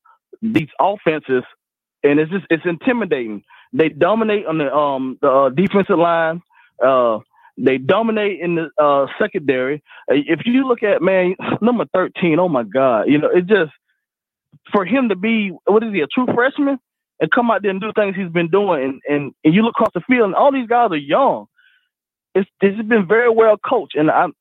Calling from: Brewton, Alabama, United States; I'm calling from Bruton, Alabama.

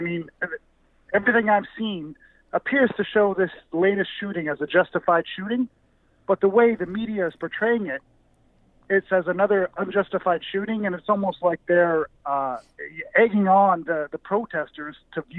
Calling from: Canada; I'm calling from Canada.

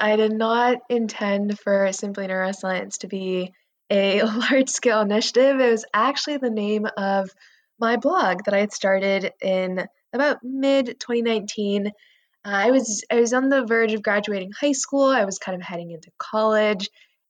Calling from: Northern California, United States; I'm calling in from Northern California right now.

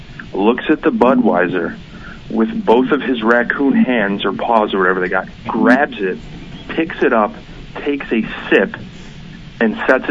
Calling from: Chicago, Illinois, United States; I'm from Chicago, Illinois.

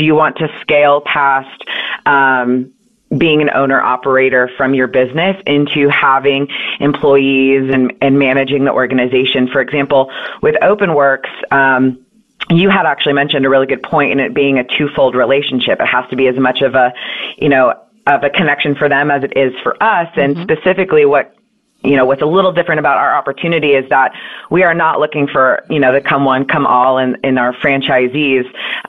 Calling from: Austin, Texas, United States; I am actually in Austin, Texas.

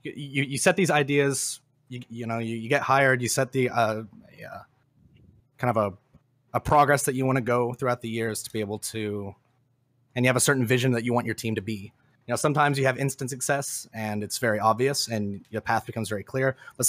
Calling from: Fort Worth, Texas, United States; Fort Worth, Texas.

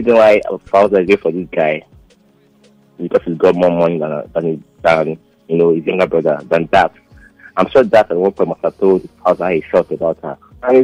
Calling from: Kurudu, Federal Capital Territory, Nigeria; I'm calling from the Kurudu.

